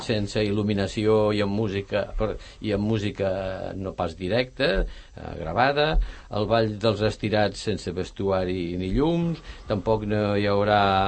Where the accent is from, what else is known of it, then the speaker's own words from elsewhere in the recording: Ponts, Catalonia, Spain; now in Sant Cugat, Spain; el meu poble a Pons